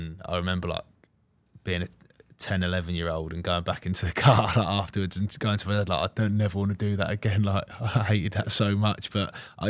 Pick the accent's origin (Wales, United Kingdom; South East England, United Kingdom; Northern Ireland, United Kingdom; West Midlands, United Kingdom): South East England, United Kingdom; Selsey; Yeah, so I'm from Chichester, or a place called Selsey Bill in West Sussex, so probably 50 minutes to an hour away from Southampton.